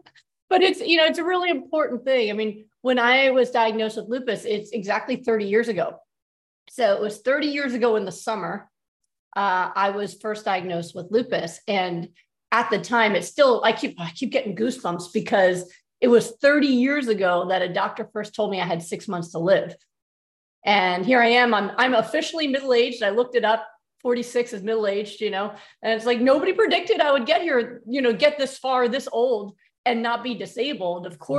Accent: New York, United States; moved away as an adult; now in Texas, United States; growing up as a New Yorker, I kind of thought the whole South was the same.

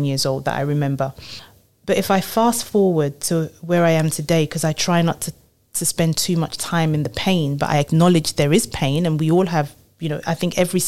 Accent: Nigeria; moved away; also born or lived in London; I was born in London, but really grew up in Nigeria

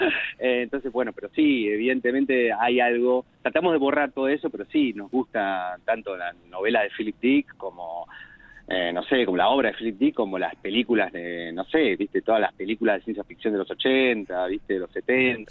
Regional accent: Martínez, Buenos Aires Province, Argentina; nací en Martínez

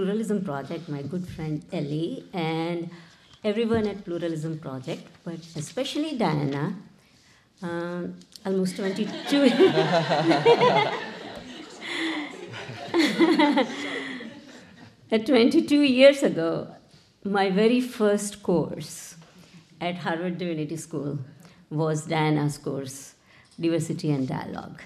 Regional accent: India; now in United States; I grew up in India, so I knew the model of pluralism that prevails there

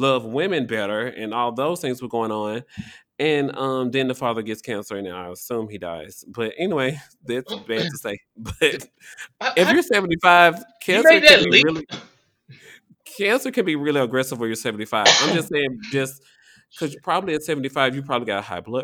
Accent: Tennessee, United States; now in Washington, D.C., United States; My home state, Tennessee

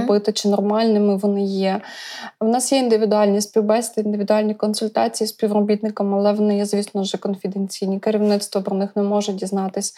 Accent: Brody, Lviv Oblast, Ukraine; moved away as an adult; now in Kyiv, Ukraine; я народилася у Львівській області, місто Броди. Навчалася у Львівському державному університеті безпеки життєдіяльності

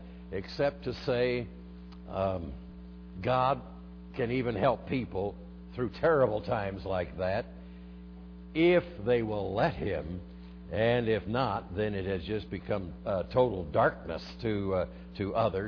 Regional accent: Denver, Colorado, United States; I'm from Denver

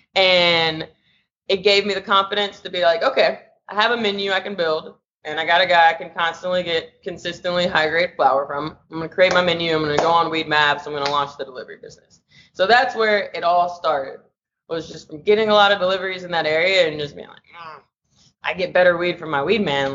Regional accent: Nashville, Tennessee, United States; also born or lived in Los Angeles, California; now in San Francisco, United States; I'm originally from Nashville, Tennessee, currently operating out of San Francisco, California, and LA.

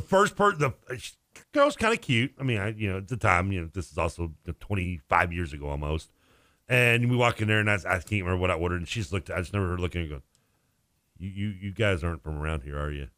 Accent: Louisville, Kentucky, United States; also born or lived in South Bend, Indiana; We grew up in Louisville

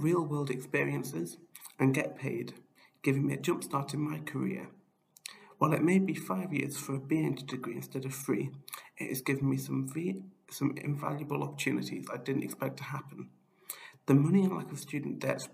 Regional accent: near Broughton, North Wales, United Kingdom; moved away as an adult; now in Bristol, United Kingdom; I grew up near Broughton watching the Beluga and eventually the Beluga XL flying over my school

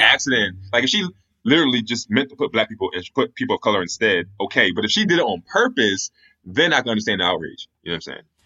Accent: Pennsylvania, United States; I'm from Pennsylvania

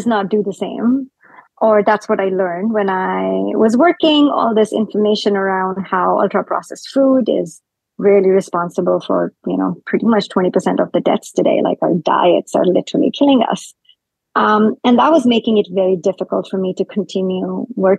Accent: India; moved away as an adult; now in North America; I grew up in India, so I grew up eating fresh food every like three meals a day.

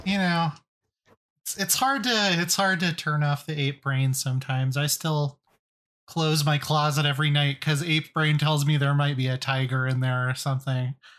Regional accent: Colorado, United States; I'm from Colorado

